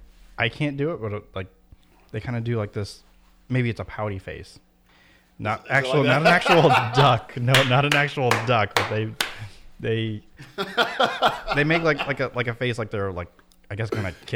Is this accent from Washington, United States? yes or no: no; Wallingford / Meriden, Connecticut, United States; in my hometown, because Wallingford's one, like, jump over from Meriden